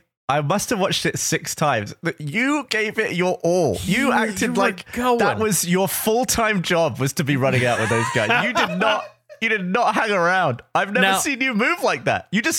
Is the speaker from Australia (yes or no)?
no; United Kingdom; now in United States; What am I supposed to do at American sports games as a Brit?